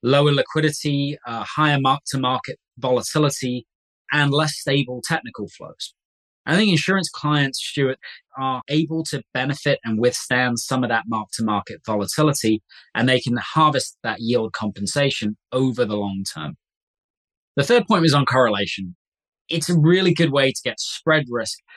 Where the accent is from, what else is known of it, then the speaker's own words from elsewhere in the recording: Coventry, West Midlands, United Kingdom; My hometown is a place called Coventry in England